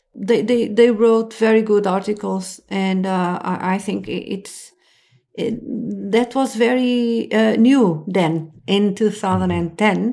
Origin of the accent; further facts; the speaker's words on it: Lisbon, Portugal; I'm from Lisbon